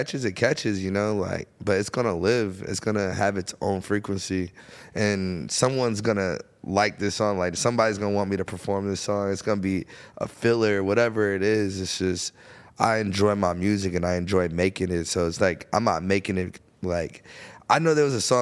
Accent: Florida, United States; I'm from Florida.

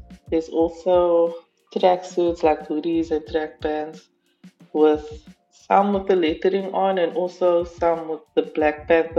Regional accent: Cape Town, Western Cape, South Africa; I'm from Cape Town, South Africa.

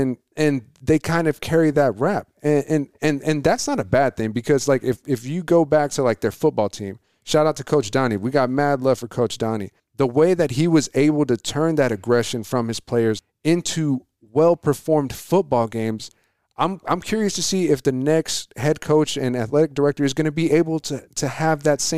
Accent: Coolidge, Arizona, United States; I was like, I'm from Coolidge. I would never do that. I was like, I know plenty of people from Coolidge that would never do that.

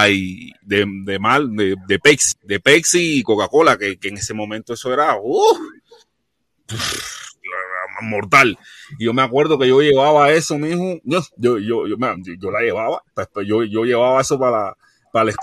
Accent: Camagüey, Cuba; born there; Yo, vivo en, en Camagüey, o sea, yo nací en Camagüey, viví siete años, eh, aproximadamente siete años en altura de la, de la lisa.

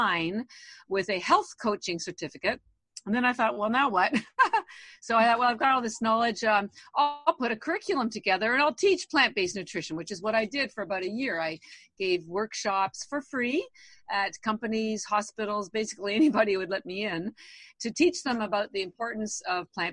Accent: Canada; moved away as an adult; now in Boston, United States; I've actually lived in Boston over 30 years, although I am Canadian

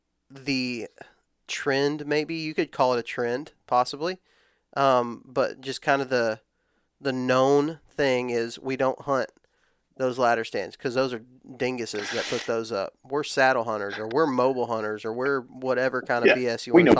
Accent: Texas, United States; I'm old enough, but I grew up in West Texas where ladder stands aren't really a thing.

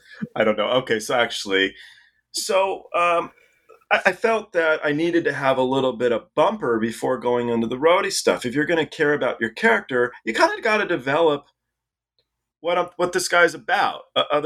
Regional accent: England, United Kingdom; born there

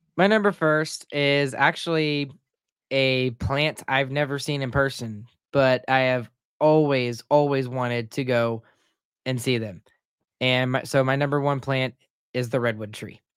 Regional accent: Texas, United States; moved away; I'm a Texan

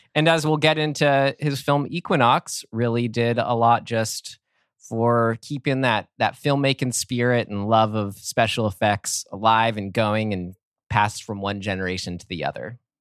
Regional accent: San Rafael, California, United States; moved up to my hometown of San Rafael, California

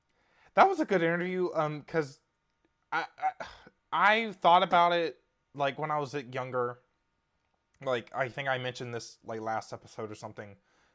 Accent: Nashville, Tennessee, United States; Did y'all know I'm from Nashville?

